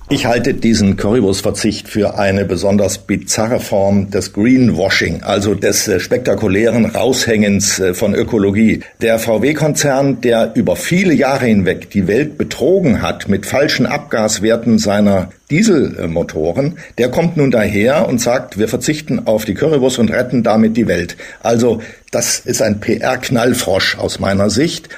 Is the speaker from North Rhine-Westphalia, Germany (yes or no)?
no; Thuringia, Germany; moved away; Ich bin ja in Thüringen geboren